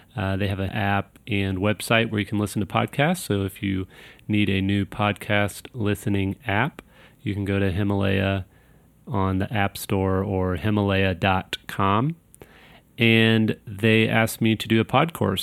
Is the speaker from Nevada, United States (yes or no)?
no; Kansas City, Missouri, United States; I'm from Kansas City, Missouri